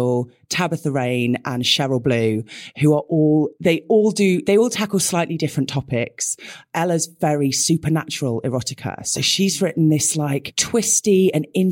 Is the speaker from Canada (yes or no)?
no; United Kingdom; we're both British